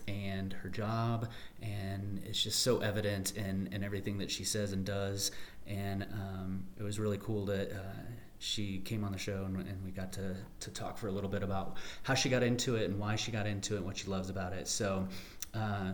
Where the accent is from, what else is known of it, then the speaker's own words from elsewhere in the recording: Kansas, United States; I grew up in Kansas